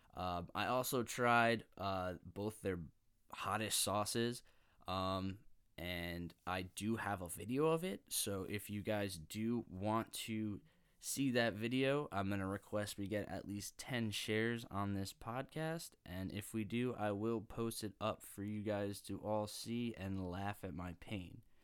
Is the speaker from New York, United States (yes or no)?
yes; Long Island, New York, United States; moved away as an adult; now in New Jersey, United States; I currently live in New Jersey, right around my campus. But I wasn't always from here. In fact, I'm from Long Island, and that's where my picky days really started